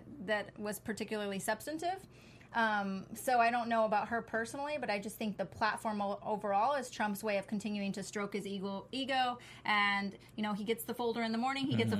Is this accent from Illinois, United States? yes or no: no; Texas, United States; I'm from Texas